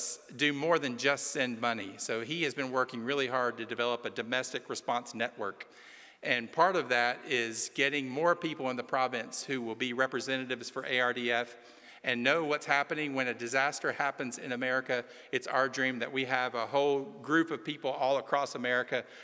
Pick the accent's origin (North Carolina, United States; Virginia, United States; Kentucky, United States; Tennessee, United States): Tennessee, United States; just outside of Chattanooga; I'm from Tennessee. I'm from just outside of Chattanooga